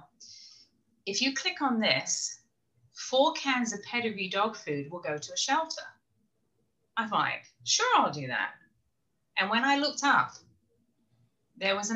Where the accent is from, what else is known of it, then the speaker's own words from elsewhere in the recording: England, United Kingdom; moved away as an adult; also born or lived in Orlando, Florida; now in South Carolina, United States; I'm from England originally